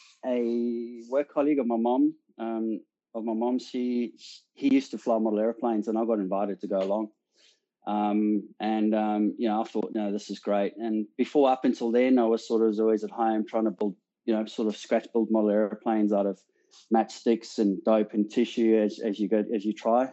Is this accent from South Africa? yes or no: yes; South Africa; moved away as an adult; also born or lived in England; now in Australia; I'm obviously South African born. Left South Africa in 2003 to immigrate to the UK, and you know, sort of spent 12 years in England, and now in Australia